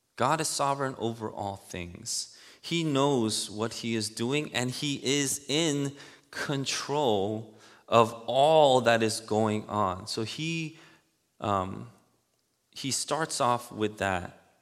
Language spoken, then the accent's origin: English; New York City, New York, United States; I grew up in Elmhurst, Queens